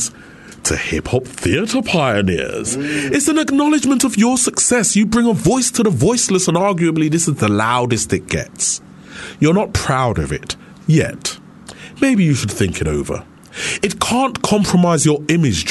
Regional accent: London, United Kingdom; I'm from East London, mate

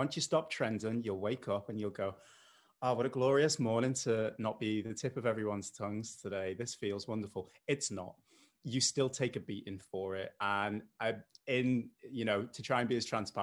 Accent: Liverpool, North West England, United Kingdom; accent: mild; And despite the accent, I know it's mild. I'm from Liverpool

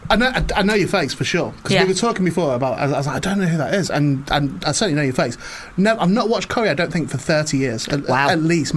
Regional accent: Burtonwood, North West England, United Kingdom; also born or lived in Warrington; Well, I'm from St Helens, so I'm all right.

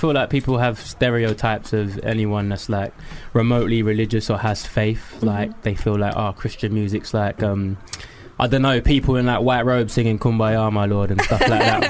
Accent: London, United Kingdom; I'm from East London.

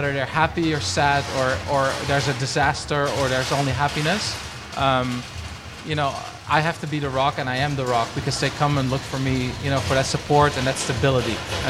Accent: Netherlands; I was born and raised in Holland. Very loving family that I come from.

